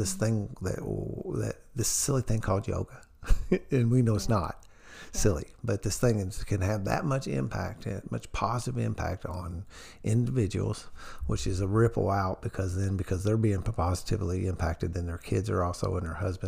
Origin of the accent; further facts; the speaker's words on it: New Albany, Indiana, United States; I'm a Southern Indiana hillbilly. I'm from New Albany, Indiana